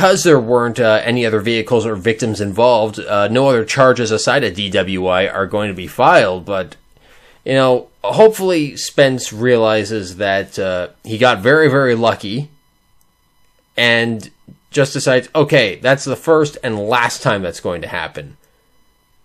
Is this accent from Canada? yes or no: yes; Canada; I'm Canadian. We are incredibly polite